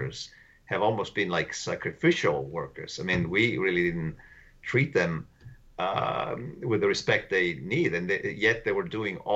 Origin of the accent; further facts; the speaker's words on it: Italy; moved away as an adult; now in United States; I come from Italy